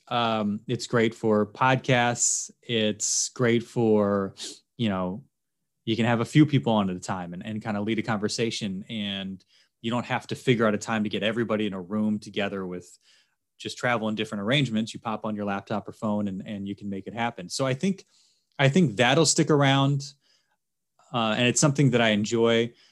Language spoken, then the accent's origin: English; Philadelphia, Pennsylvania, United States; moved away as an adult; also born or lived in Baltimore / Kalispell; now in San Diego, United States; I grew up in Philly